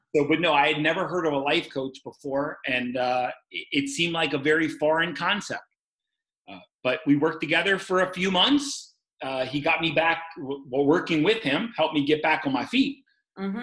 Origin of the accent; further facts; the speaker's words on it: Baltimore, Maryland, United States; moved away as an adult; also born or lived in Oregon; now in St. Louis, United States; I'm from Maryland, Baltimore, Maryland